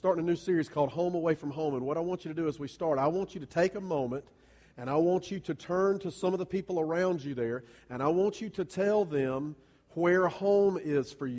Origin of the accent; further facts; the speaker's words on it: Columbia, South Carolina, United States; now in Greer, United States; my hometown, that's Columbia.